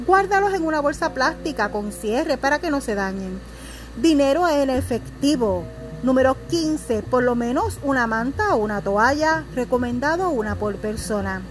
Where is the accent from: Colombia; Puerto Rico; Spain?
Puerto Rico; lo tenemos que aprender cada puertorriqueño